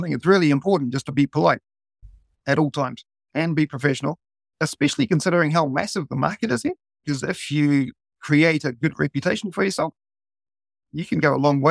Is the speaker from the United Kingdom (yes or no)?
no; New Zealand; now in Tokyo, Japan; being a Kiwi, well, actually being a non-Japanese here in Japan